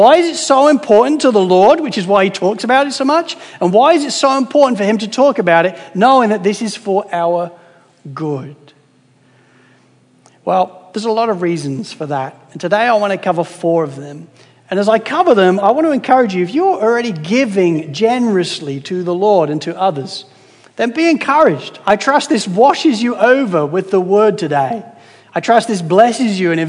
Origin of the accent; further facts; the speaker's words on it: United Kingdom; as a British guy